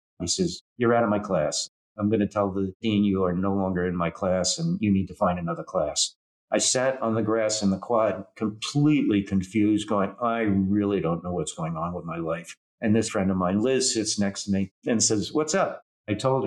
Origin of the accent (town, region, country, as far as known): New Jersey, United States